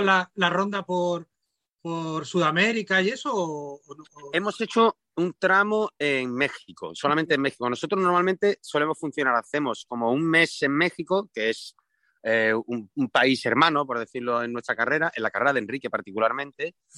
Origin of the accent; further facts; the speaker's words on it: Seville, Andalusia, Spain; en Triana, que es de donde yo soy